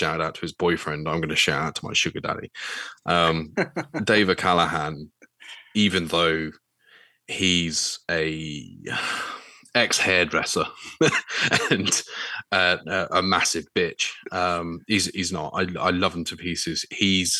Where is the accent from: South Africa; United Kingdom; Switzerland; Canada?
United Kingdom; England; as an English Brit